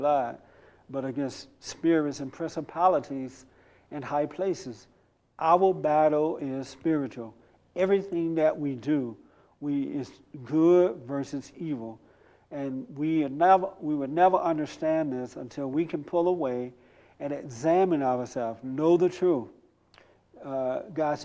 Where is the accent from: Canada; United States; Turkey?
United States; I am an American, no Africa here, 100% American